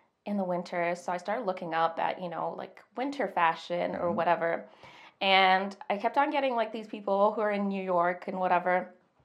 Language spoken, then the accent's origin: English; Zimbabwe; moved away as an adult; now in Calgary, Canada; I was born and raised in Zimbabwe